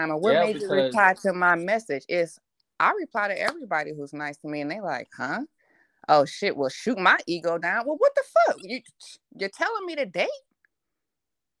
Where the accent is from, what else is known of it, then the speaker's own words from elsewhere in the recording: Cleveland, Ohio, United States; I'm from Cleveland, Ohio